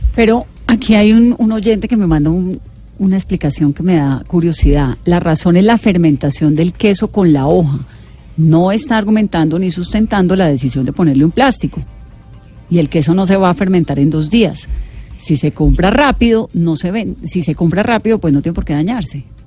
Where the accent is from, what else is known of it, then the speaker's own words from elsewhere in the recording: Valle del Cauca, Colombia; yo sí soy vallecaucana y yo crecí comiendo majar blanco y crecí además haciendo majar blanco en, en, el Valle del Cauca